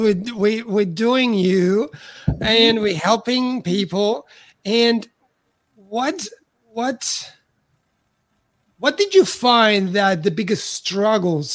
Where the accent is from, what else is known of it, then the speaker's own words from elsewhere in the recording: Italy; moved away as an adult; I'm from Italy, so when I arrived here I was 34